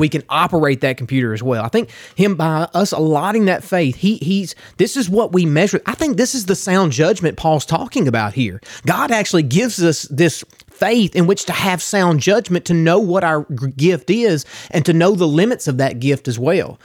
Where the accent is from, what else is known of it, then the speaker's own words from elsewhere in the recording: Garland, United States; I'm from Garland